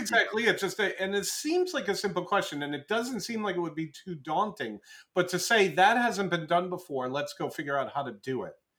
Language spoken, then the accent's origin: English; Cranston, Rhode Island, United States; moved away as an adult; also born or lived in Providence, Rhode Island / Las Vegas, Nevada; now in Seattle, United States; I grew up in Bristol and in Cranston, Rhode Island